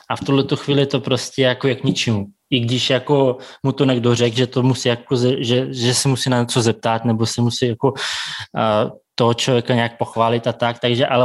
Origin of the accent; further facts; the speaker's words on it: Siberia, Russia; now in Prague, Czech Republic; Zase zrovna jako moje rodina bude v Moskvě, protože my jsme ze Sibíře, takže je to nějakých 7000 tisíc kilometrů od se.